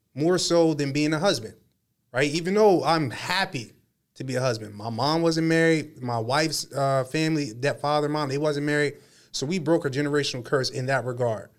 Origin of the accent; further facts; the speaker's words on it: Harrisburg, Pennsylvania, United States; I was born in Harrisburg, Pennsylvania, but my family roots are in North Carolina, right? My mom is from North Carolina